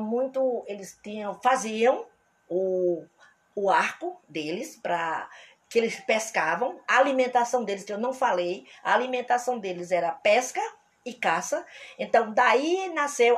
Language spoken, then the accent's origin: Portuguese; Brazil; nós somos brasileiros e persistentes